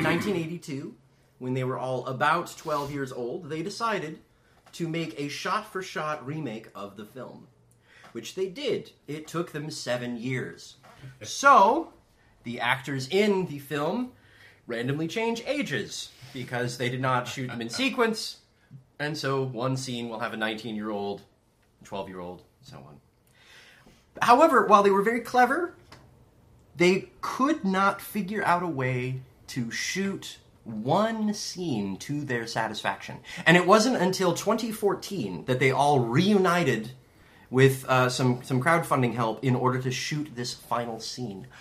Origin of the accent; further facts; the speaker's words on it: Southern California, United States; I, I grew up in Southern California.